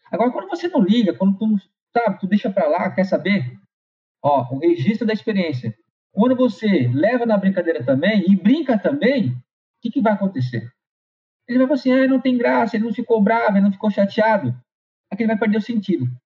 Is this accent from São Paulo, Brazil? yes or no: yes; São Paulo, Brazil; also born or lived in Rio de Janeiro; nós viemos, nós somos de São Paulo para o Rio.